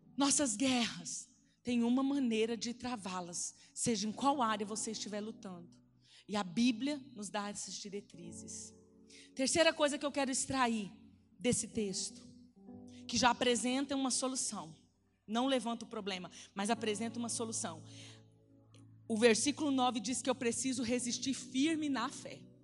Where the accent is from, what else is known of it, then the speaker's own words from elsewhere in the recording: Pedro Gomes, Mato Grosso do Sul, Brazil; moved away; Que eu, eu, eu, vim lá de Pedro Gomes